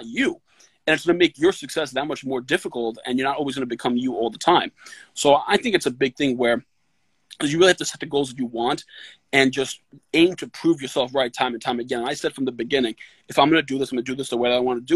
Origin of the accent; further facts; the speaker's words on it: New York City, New York, United States; I grew up in the Bronx